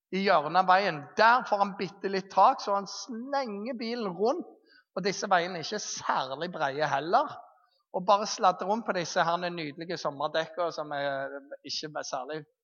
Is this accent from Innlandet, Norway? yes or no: no; Jæren, Rogaland, Norway; moved away; Når jeg bodde hjemme på Jæren